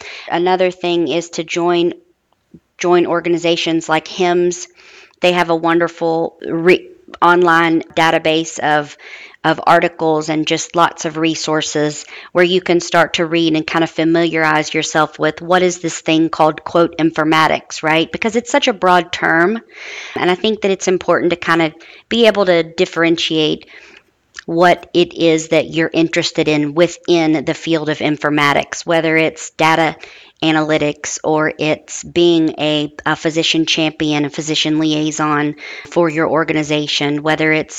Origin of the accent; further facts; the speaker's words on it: Huntington, West Virginia, United States; moved away; I'm originally from Huntington, West Virginia.